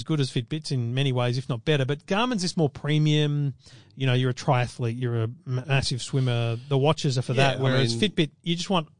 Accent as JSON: {"language": "English", "country": "Australia"}